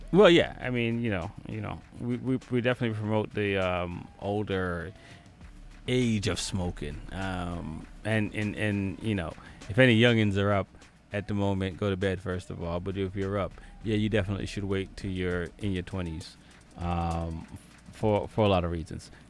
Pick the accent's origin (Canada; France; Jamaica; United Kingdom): Jamaica; now in United States; growing up in Jamaica. Um, well, a little bit of my life in Jamaica, most of my life in the U.S. now.